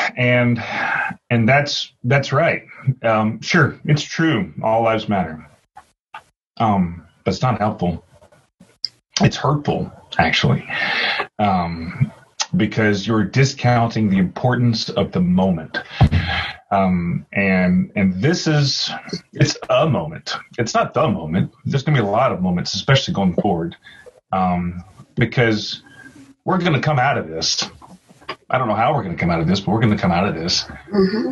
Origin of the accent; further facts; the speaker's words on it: the South, United States; I am living in the South, growing up in the South